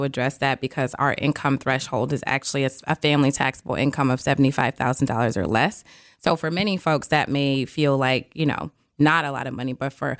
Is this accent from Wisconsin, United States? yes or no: yes; Milwaukee, Wisconsin, United States; No, I am from Milwaukee, born okay. and raised here. Okay. MPS graduate, a Rufus King graduate.